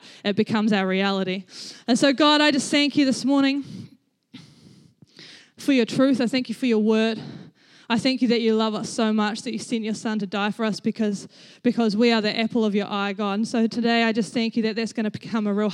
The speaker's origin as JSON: {"language": "English", "town": "Rangiora", "region": "Canterbury", "country": "New Zealand", "tie": "born or raised there", "said": "I grew up in Rangiora. I was born in Rangiora Hospital. I lived in the same house for 17 years of my life"}